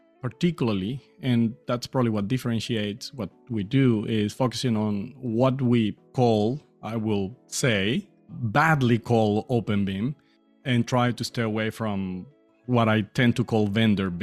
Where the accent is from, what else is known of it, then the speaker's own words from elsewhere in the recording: Colombia; first language Spanish; English is a second language; moved away as an adult; now in Australia; I'm from South America in Colombia